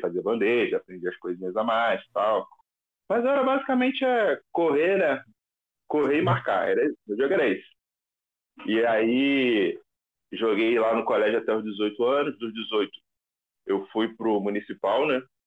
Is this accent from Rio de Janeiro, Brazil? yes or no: yes; Rio de Janeiro, Brazil; also born or lived in Vila Kennedy, Rio de Janeiro; eu nasci na VK, né, na Vila Kennedy. Foi meu primeiro bairro que eu morei, morei lá até os seis anos. Aí depois fui para outra vila, que é a Vila Isabel